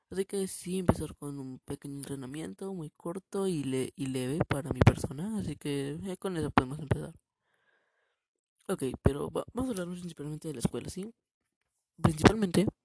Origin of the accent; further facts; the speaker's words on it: Mexico; hoy es 16 de septiembre, un día patrio en México, porque soy mexicano, obviamente cabrones.